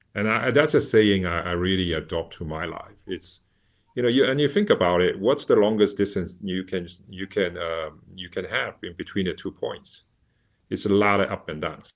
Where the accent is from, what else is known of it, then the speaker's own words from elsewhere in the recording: Shanghai, China; moved away; when I was a child in a, you know, at the, in the seventies, uh, growing up in Shanghai